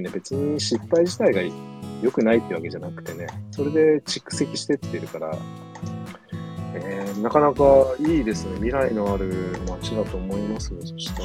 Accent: Kansai, Japan; also born or lived in Kagawa; 関西出身なんで

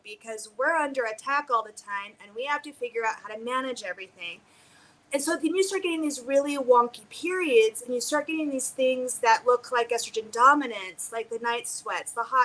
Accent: United States; we are conditioned as American women

